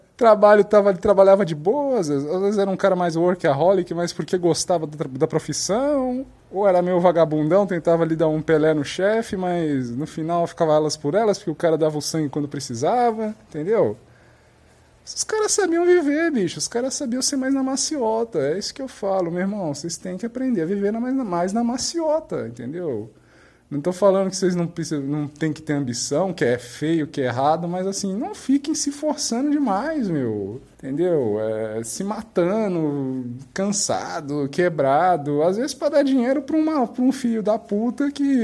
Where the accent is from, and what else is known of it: Brazil